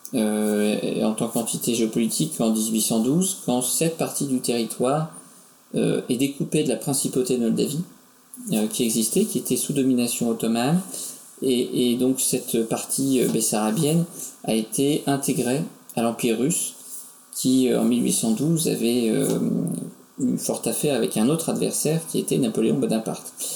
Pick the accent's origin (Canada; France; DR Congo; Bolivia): France; nous en tant que Français